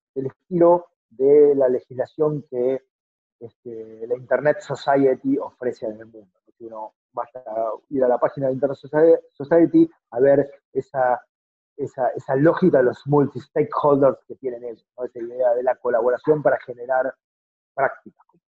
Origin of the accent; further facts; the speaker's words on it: Argentina; todos somos iguales en algún punto, como todos argentinos